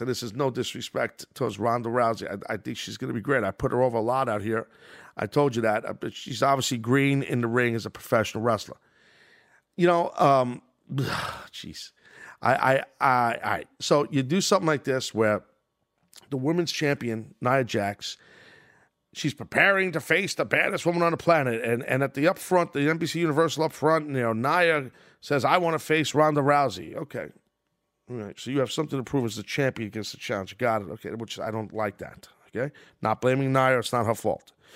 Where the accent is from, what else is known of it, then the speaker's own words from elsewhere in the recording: New York City, New York, United States; my hometown at Madison Square Garden